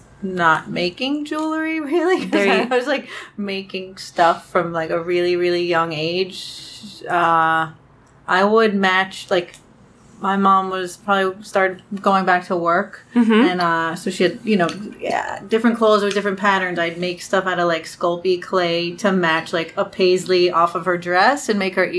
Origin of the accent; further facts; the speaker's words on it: Brooklyn, New York, United States; Oh, this whole thing. Brooklyn, New York.